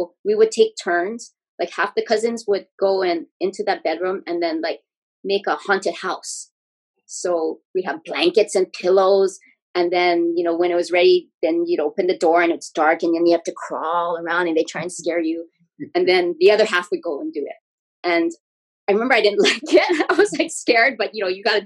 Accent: Honolulu, Hawaii, United States; I grew up in the Aina Haina area

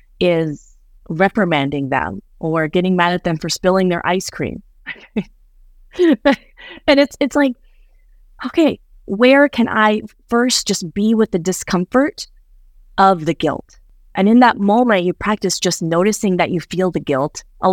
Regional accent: Midwest, United States; I grew up in the Midwest in the Southern Baptist Church.

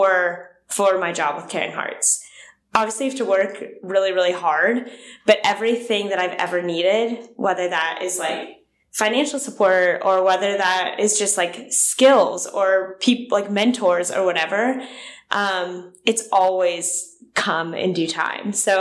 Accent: Pittsburgh, Pennsylvania, United States; now in Nashville, United States; I grew up in Pittsburgh, Pennsylvania

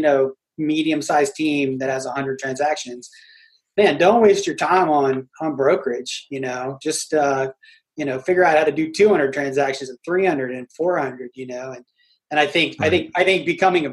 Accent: Philadelphia, Pennsylvania, United States; also born or lived in Georgia; now in Atlanta, United States; I'm from Philadelphia, but I've been in Georgia, you know, 30 something years

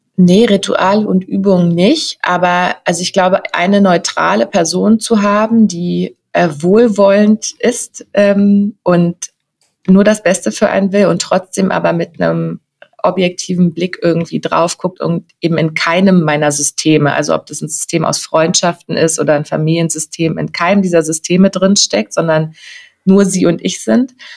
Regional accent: Berlin, Germany; bin ich aus Berlin, 39

